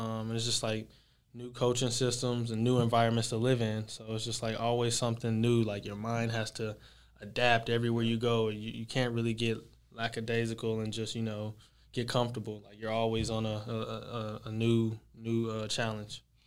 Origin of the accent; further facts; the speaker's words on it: Texas, United States; from, uh, from Texas.